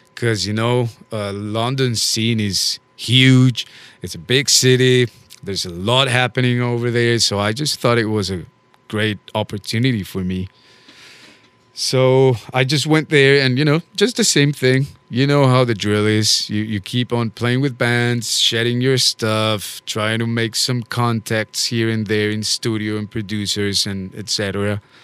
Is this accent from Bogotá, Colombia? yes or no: yes; Bogota, Colombia; now in New Orleans, United States; I am originally from Bogota, Colombia